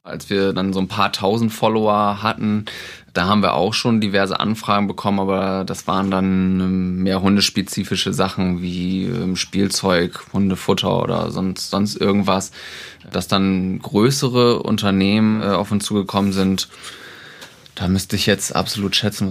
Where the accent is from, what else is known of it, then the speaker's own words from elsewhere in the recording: Oldenburg, Lower Saxony, Germany; wir kommen aus Oldenburg